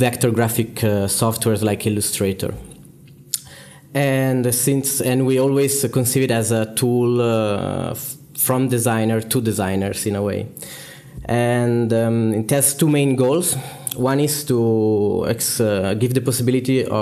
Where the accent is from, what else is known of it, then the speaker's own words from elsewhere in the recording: Milan, Lombardy, Italy; I am also from Milan